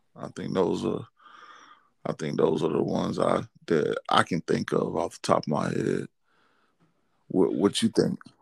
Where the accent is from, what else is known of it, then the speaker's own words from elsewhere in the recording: Georgia, United States; I'm from Georgia